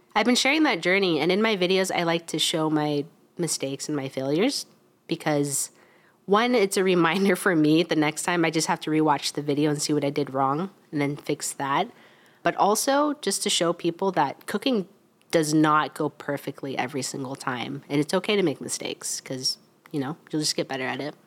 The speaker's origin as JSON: {"language": "English", "town": "Wichita", "region": "Kansas", "country": "United States", "said": "I'm from Wichita, Kansas, so kind of, it, it, it is Midwest."}